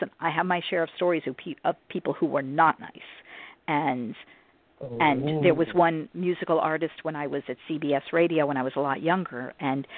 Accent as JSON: {"language": "English", "region": "New Jersey", "country": "United States", "said": "us New Yorkers, even though I'm from New Jersey"}